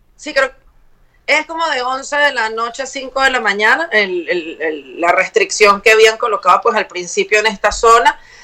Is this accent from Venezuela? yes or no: yes; Venezuela; moved away; nosotros como venezolanos